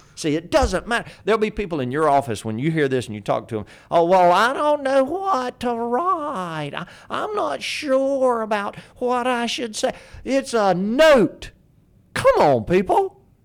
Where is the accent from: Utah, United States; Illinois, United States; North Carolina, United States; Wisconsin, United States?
North Carolina, United States; Fayetteville; my hometown, Fayetteville, North Carolina